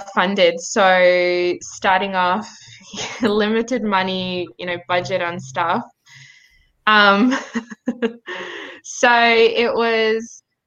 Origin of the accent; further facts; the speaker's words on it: Wollongong, New South Wales, Australia; also born or lived in Nhulunbuy, Northern Territory / Sydney / Cape York, Queensland / Canberra; growing up in Wollongong, when my mum remarried